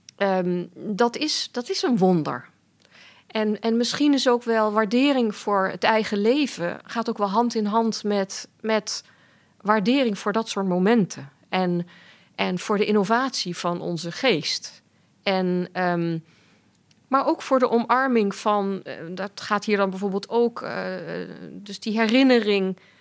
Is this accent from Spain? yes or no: no; Germany; moved away; ik ben in Duitsland opgegroeid en ik schrijf ook soms in het Duits